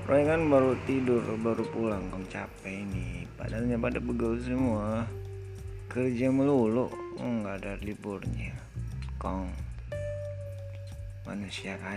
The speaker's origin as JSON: {"language": "Indonesian", "town": "North Jakarta", "region": "Jakarta", "country": "Indonesia", "tie": "born or raised there", "lives_now": "Yogyakarta, Indonesia", "said": "Hmm, aku tinggal di kota Yogyakarta. Tapi aku asli dari kota Jakarta Utara."}